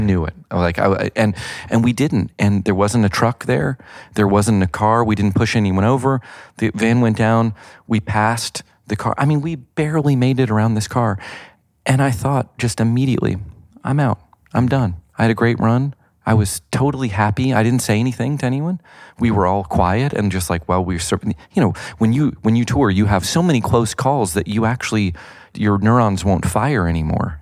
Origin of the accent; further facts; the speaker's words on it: the South, United States; I grew up in the South